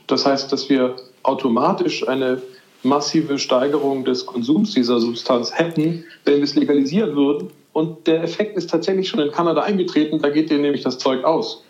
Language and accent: German; Madrid, Community of Madrid, Spain; moved away; ich bin ja in Madrid groß geworden